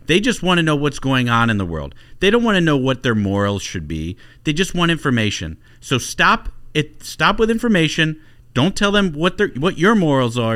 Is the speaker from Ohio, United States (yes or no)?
yes; Ohio, United States; grew up in Ohio